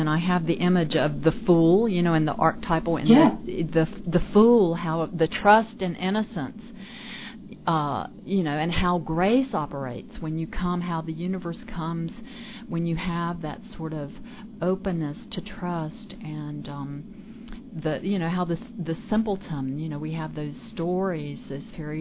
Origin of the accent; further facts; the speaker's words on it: the South, United States; I was born and raised in the South